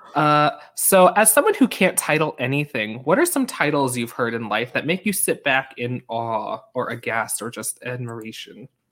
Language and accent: English; Long Island, New York, United States; I'm from Long Island